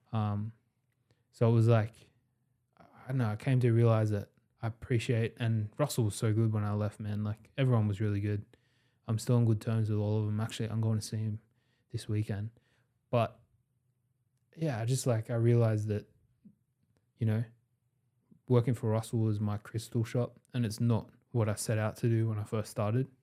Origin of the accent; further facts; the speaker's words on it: Sydney, New South Wales, Australia; we are all from Western Sydney